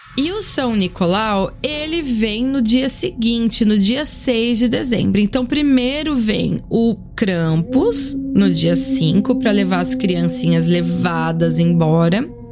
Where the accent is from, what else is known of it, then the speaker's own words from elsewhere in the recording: Brazil; now in Austria; Sou brasileira, importo e vendo cachaça desde 2017 na Europa